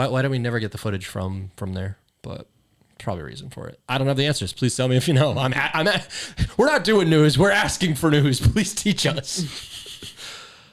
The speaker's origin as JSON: {"language": "English", "region": "California", "country": "United States", "tie": "born or raised there", "said": "Family from Laos. Live in California my whole life"}